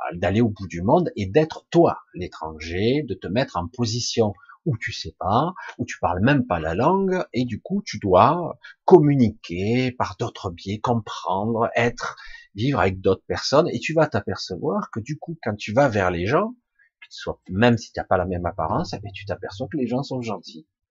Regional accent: France; Je suis né en France, donc je me dis français, je pense français

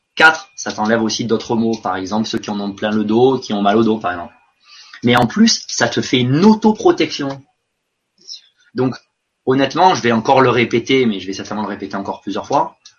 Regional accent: France; moved away; j'étais français à l'étranger

